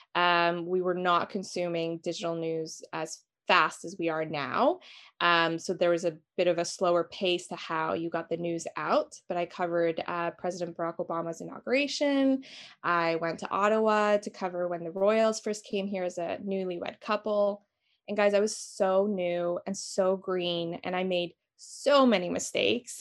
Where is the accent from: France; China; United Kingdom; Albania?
Albania; now in Toronto, Canada; I am from Albania originally